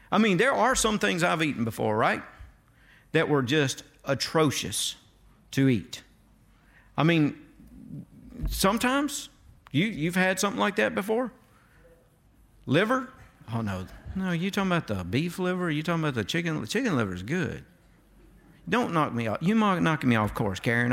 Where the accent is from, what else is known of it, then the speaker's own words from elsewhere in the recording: North Mississippi, United States; I was from North Mississippi.